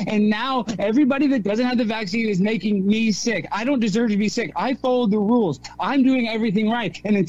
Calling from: Highland Park, Illinois, United States; and I'm calling from Highland Park.

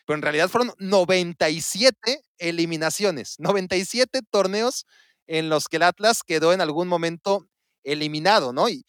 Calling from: San Luis Potosí, Mexico; Saludos a todos los rojinegros y felicidades por todo este campeonato que tenemos. Y eh … de San Luis Potosí.

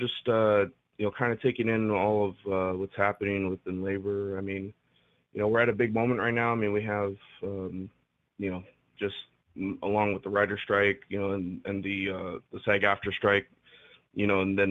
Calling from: California, United States; from Southern California. How y'all doing?

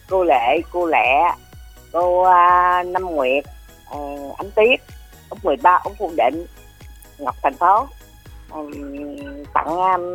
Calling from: Duc Hoa, Long An, Vietnam; cô là cô út ở à, Đức Hòa Long

